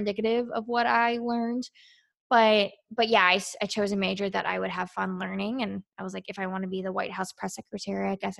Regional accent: Quantico, Virginia, United States; I grew up near Marines my entire life at Quantico.

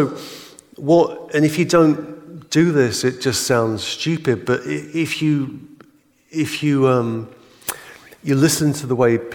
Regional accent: England, United Kingdom; I'm English

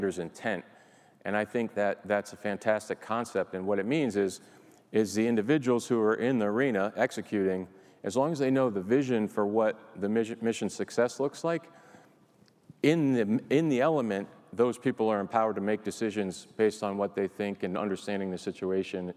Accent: New England, United States; I grew up here in New England

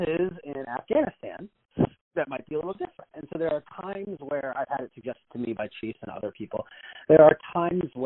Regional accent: Cleveland, Ohio, United States; Cleveland's a good example, it's my hometown

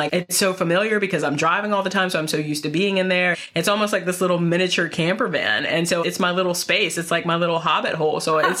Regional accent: North Carolina, United States; now in Northern Virginia, United States; I'm originally from North Carolina. So when I moved to Northern Virginia, which is basically the DC suburbs

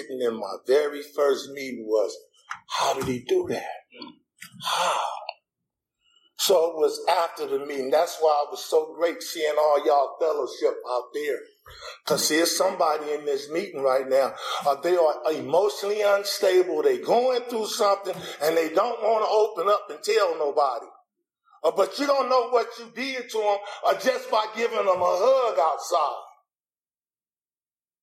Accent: Los Angeles, California, United States; I'm a gangbanger from Los Angeles

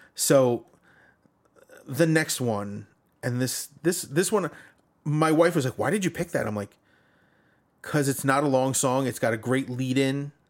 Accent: Long Island, New York, United States; I come from Long Island

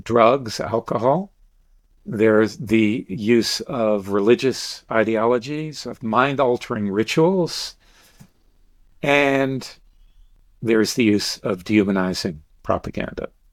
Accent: Deep South, United States; I grew up in the Deep South

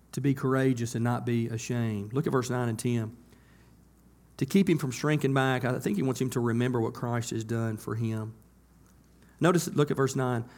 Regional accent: United States; I grew up on Beaver Road, right up here in S Curve

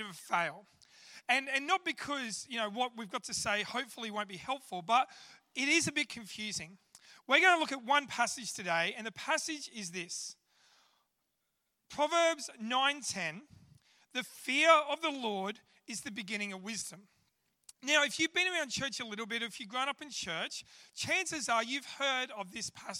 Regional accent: Australia; I'm an Aussie

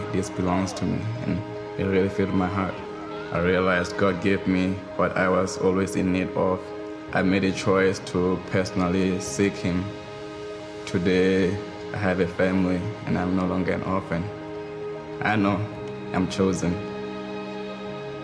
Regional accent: Lesotho; I was born in Lesotho, Southern Africa, and was raised in the villages

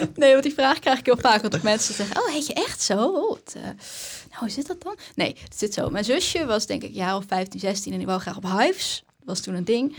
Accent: Haren, Groningen, Netherlands; ik kom uit Haren.

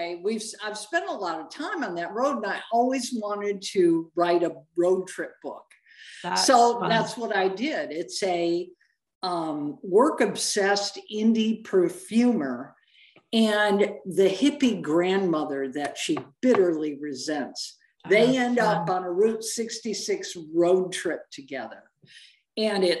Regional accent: outside of Detroit, Michigan, United States; moved away as an adult; also born or lived in California; I grew up outside of Detroit.

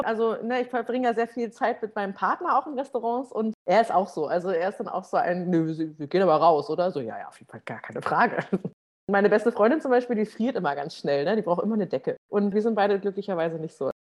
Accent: Schleswig-Holstein, Germany; moved away; ich komme ja ursprünglich aus Schleswig-Holstein

